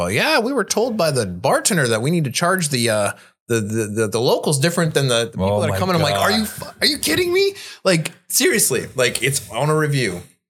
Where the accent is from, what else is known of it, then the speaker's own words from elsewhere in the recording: Chicago, Illinois, United States; I'm from Chicago.